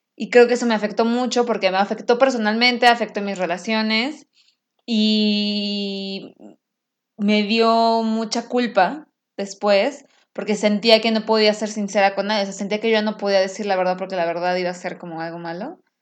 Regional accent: Mexico City, Mexico; now in Houston, United States; soy mexicana de la Ciudad de México, que la amo con todo mi corazón, pero yo vivo en Houston

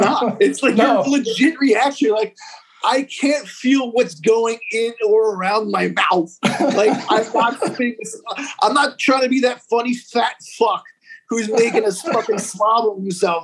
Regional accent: Hudson County, New Jersey, United States; I was born in Hudson County, New Jersey, which is like right across the river from Manhattan, which is like a lot of Dominicans, Cubans. So like my culture growing up is like Hispanic

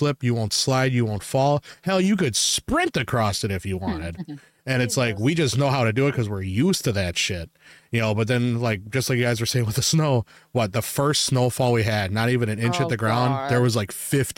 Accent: Wisconsin, United States; we're from Wisconsin, and like where we're at, we're used to our snowfalls.

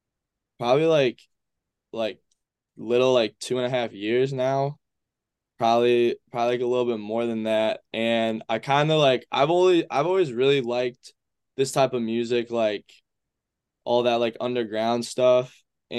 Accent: Traverse City, Michigan, United States; also born or lived in Grand Rapids; Spent a little time there, and then I spent a lot of my time in Traverse City, Michigan.

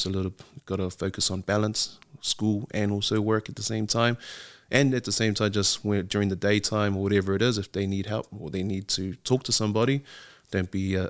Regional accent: Auckland, New Zealand; So I grew up in the Catholic system, I'd say. So from a young age, went to Avondale Primary, then St. Mary's Primary, then to Holy Cross out West Auckland, and then ended up in Liston College.

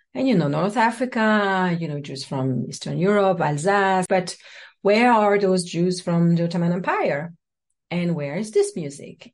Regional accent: French Guiana; born or raised there; moved away; also born or lived in south of France

